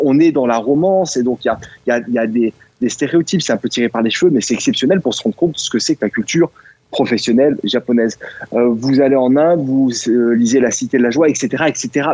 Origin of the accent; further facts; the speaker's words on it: France; moved away; also born or lived in China; la, culture française que l'on porte lorsqu'on est français